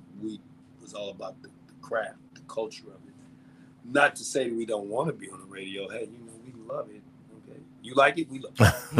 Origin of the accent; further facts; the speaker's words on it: Brooklyn, New York, United States; I'm from Brooklyn. You understand me? Brownsville. I'm from Brooklyn, yo.